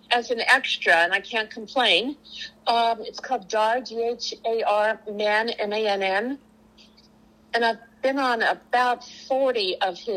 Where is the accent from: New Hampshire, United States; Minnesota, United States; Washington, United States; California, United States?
California, United States; Los Angeles; accent: East Coast; also born or lived in Bronx, New York / London; but I grew up here in Laurel Canyon